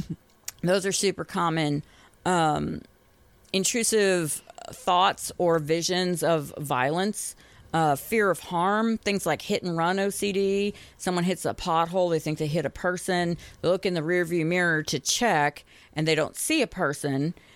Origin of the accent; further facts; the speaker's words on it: Boston, Massachusetts, United States; now in Tennessee, United States; I grew up in Boston